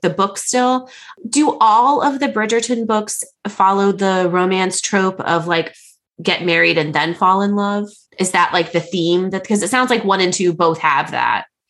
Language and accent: English; United States; as an American